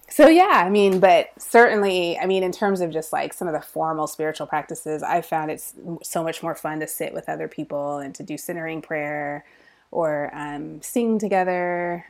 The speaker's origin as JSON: {"language": "English", "town": "Fremont", "region": "California", "country": "United States", "tie": "born or raised there", "said": "Ohlone College is in the town that I grew up in, in Fremont"}